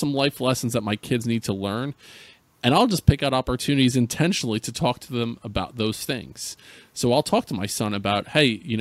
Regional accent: central New Jersey, United States; I grew up in New Jersey. I'd grown up in central New Jersey

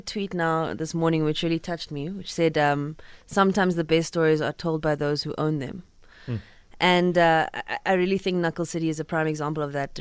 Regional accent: Cape Town, Western Cape, South Africa; I grew up in Cape Town

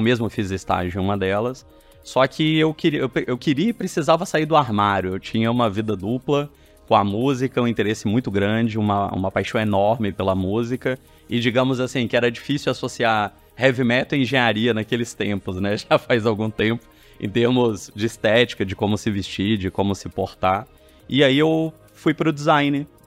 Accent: Belo Horizonte, Minas Gerais, Brazil; eu sou mineiro, eu cresci em Belo Horizonte

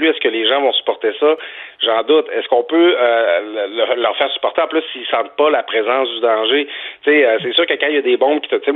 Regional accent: Quebec, Canada; moved away; moi, je viens du Saguenay-Saint-Jean

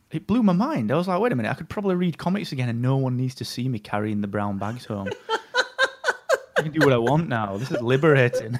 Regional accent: England, United Kingdom; I am really English

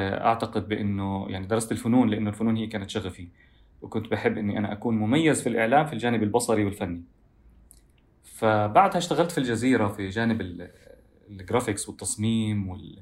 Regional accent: Doha, Qatar; also born or lived in Gaza (family origin); وولدت وعشت طول حياتي في في الدوحه

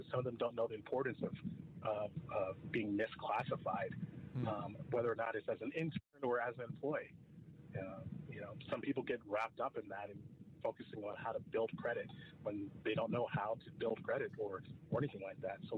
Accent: New York, United States; now in Washington, D.C., United States; being a person who's not from not from the, uh, the Baltimore area or from the DC area, I'm originally from New York.

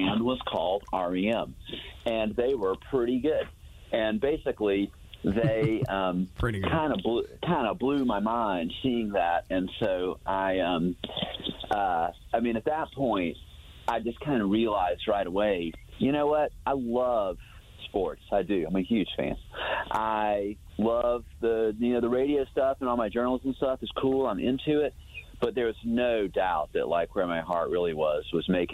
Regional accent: Atlanta, Georgia, United States; now in Athens, United States; I grew up in Atlanta

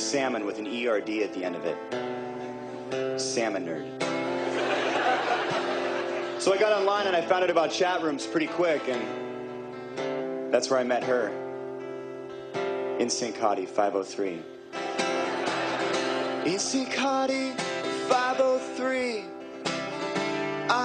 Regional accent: Seattle, Washington, United States; growing up in Seattle, Washington

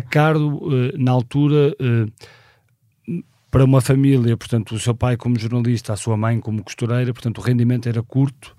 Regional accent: Porto, Norte, Portugal; nasci no Porto em 1976

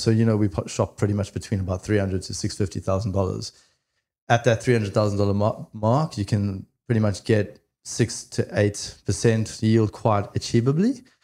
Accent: South Africa; now in Australia; I am originally from South Africa, came over to Australia in two thousand and eight

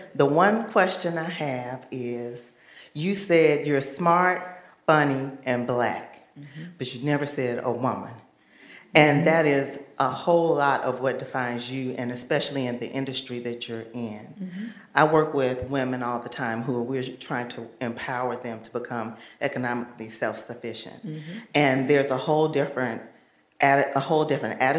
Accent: Memphis, Tennessee, United States; now in Washington, D.C., United States; I'm from Memphis, Tennessee.

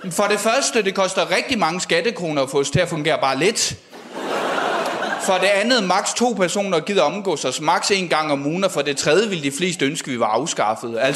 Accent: Odense, Southern Denmark, Denmark; Jeg er fra Odense, Odense Midtby, den fine del af Odense.

